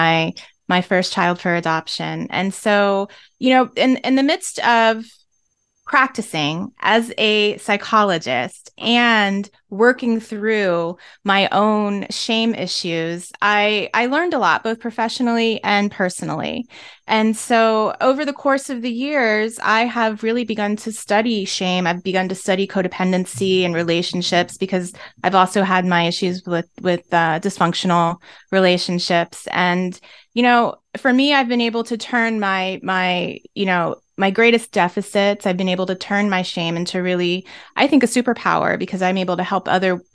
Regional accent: Maryland, United States; I'm from Maryland

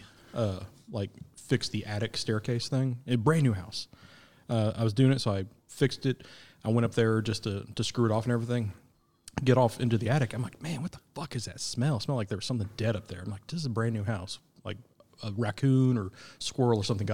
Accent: Missouri, United States; I'm from Missouri

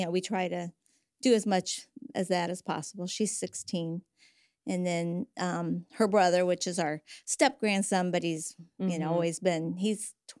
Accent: Huntington, United States; I grew up here in Huntington. I have three sisters and a brother. Actually, I just grew up over here on Webster Street.

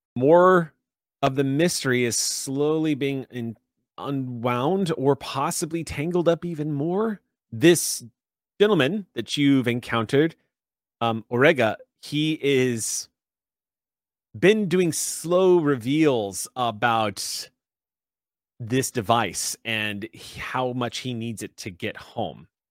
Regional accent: San Antonio, Texas, United States; moved away; I miss my hometown so much

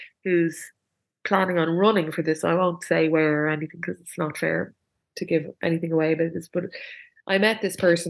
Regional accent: Dublin, Leinster, Ireland; I'm from Dublin

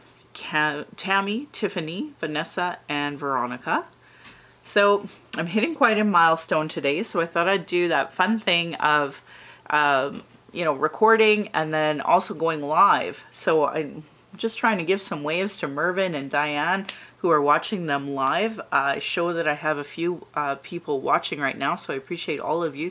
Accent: Calgary, Alberta, Canada; also born or lived in Northwest Territories; I was born in Calgary, or in Blackfoot Mokinstis

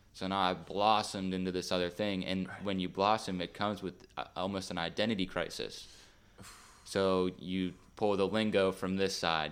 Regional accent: Beaver Falls, Pennsylvania, United States; I'm from Beaver Falls, Pittsburgh area.

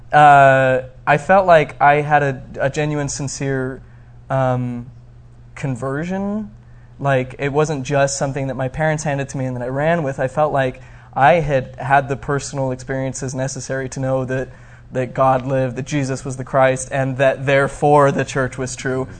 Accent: Arizona, United States; also born or lived in Flagstaff, Arizona; I grew up in Arizona and uh, my family moved to Flagstaff when I was probably about 10

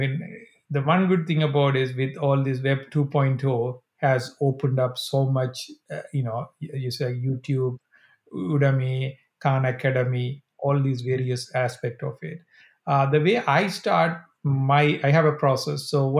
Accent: Sri Lanka; So again, I think I grew up in Sri Lanka in 80s.

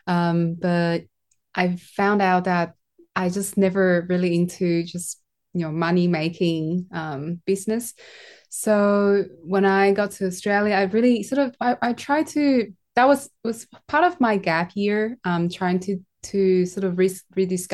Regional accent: Taiwan; I'm from Taiwan.

